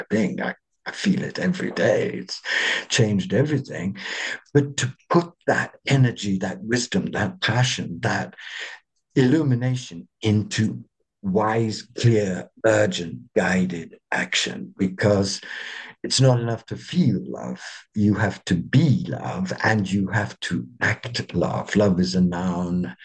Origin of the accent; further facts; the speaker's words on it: England, United Kingdom; I'm an Englishman